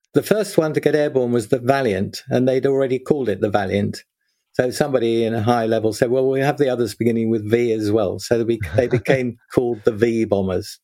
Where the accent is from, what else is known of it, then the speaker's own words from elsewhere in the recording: London, United Kingdom; also born or lived in Birmingham; I grew up in South London and went to school there.